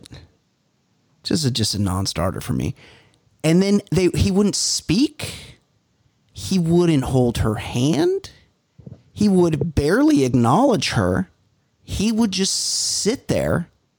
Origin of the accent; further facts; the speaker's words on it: Newport Beach, California, United States; Newport Beach, California, where I grew up.